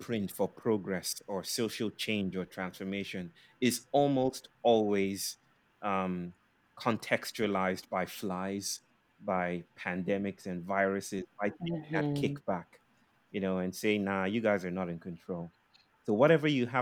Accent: Nigeria; now in India; I'm a Nigerian. I'm a Nigerian living in India.

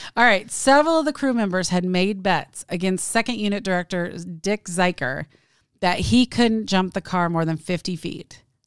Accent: Kansas City, United States; also born or lived in Seattle; We're from Kansas City

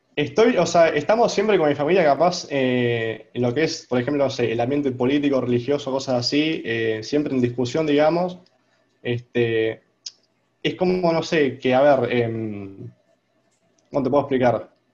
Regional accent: Argentina; first language Spanish; soy argentino

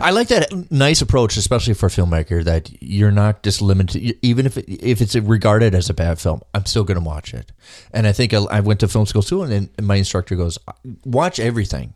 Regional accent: Minnesota, United States; me being Minnesotan

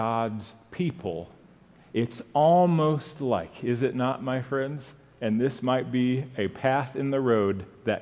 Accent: Japan; moved away; Growing up in Japan

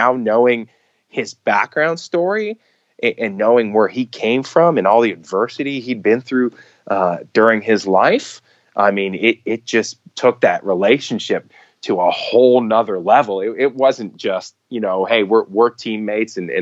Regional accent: Montreal, Quebec, Canada; I was born and raised in Montreal, so it was home for me during the off season as well

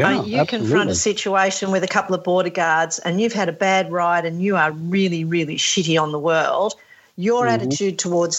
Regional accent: Australia; we're Australian, we only speak English

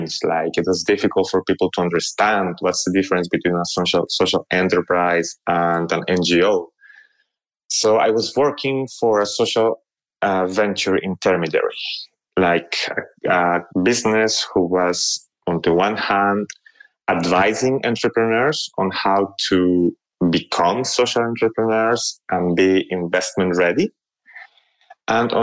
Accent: Colombia; moved away as an adult; also born or lived in Paris, France; I grew up in Colombia, actually. When I was 18 years old, I moved to Europe to study.

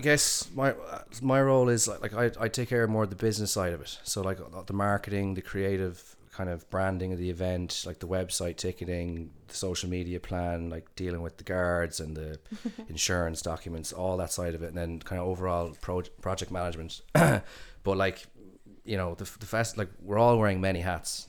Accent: Galway, Connacht, Ireland; moved away as an adult; also born or lived in Dublin / San Francisco; we're all from Galway.

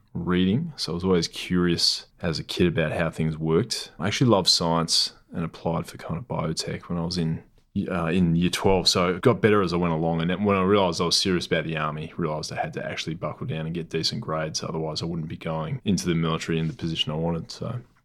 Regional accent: Newman, Western Australia, Australia; moved away; also born or lived in Perth / Geraldton; I grew up in the Pilbara. Originally, I was born in Newman, It's a mining town way up north

